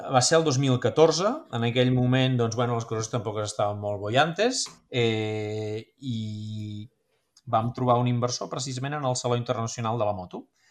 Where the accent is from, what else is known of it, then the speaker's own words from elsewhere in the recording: Figueres, Catalonia, Spain; also born or lived in Girona; Soc de Figueres, vaig estudiar a Girona